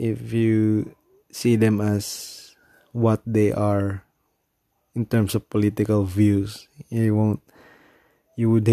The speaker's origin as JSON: {"language": "English", "country": "Philippines", "said": "I'm from the Philippines."}